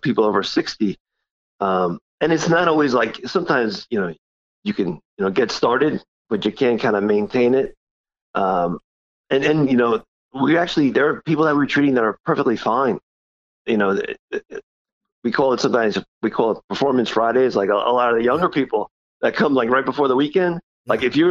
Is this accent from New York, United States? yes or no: yes; Dix Hills, New York, United States; also born or lived in Brooklyn, New York / Penn State, Pennsylvania / Stony Brook, New York; I was born and raised in Brooklyn. And we moved out to Long Island, probably around 5-6 years old. And then, I grew up in Dix Hills